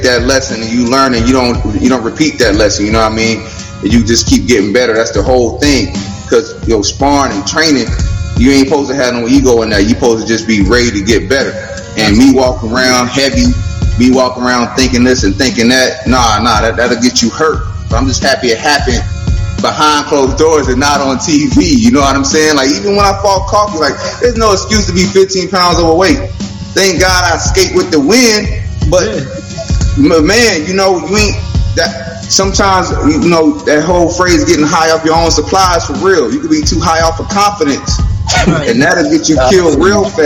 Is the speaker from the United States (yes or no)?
yes; South Carolina, United States; moved away as an adult; also born or lived in Los Angeles; I'm originally from South Carolina